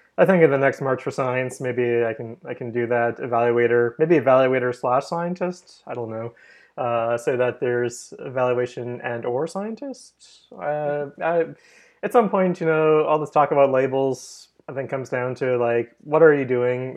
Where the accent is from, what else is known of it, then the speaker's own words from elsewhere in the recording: Canada; we're both Canadian here